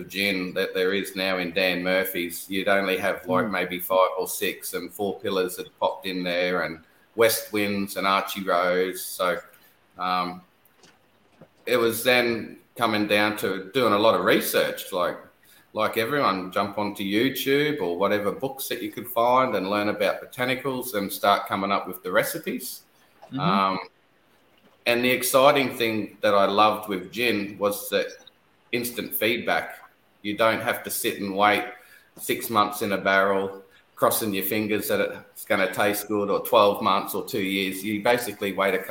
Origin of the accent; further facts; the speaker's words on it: Newcastle, New South Wales, Australia; now in Bundaberg, Australia; I'm originally from Newcastle